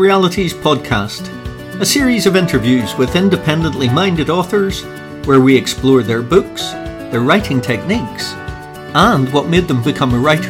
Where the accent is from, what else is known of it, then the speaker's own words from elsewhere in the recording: Northern Ireland, United Kingdom; moved away; also born or lived in Stanmore, London; And obviously I grew up in Northern Ireland, but have lived in England and London, and specifically in Stanmore in London.